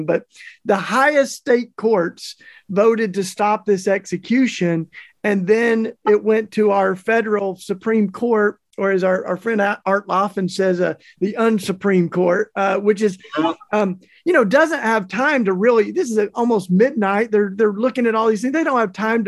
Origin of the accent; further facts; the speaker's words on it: Tennessee, United States; Tennessee, my home state